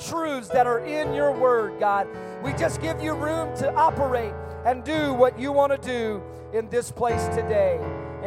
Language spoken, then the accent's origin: English; San Antonio, Texas, United States; growing up in San Antonio